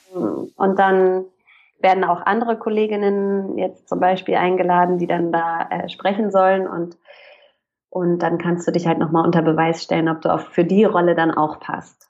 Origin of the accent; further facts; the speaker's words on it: Hamburg, Germany; also born or lived in Pforzheim; ich bin eigentlich aus Hamburg, da bin ich groß geworden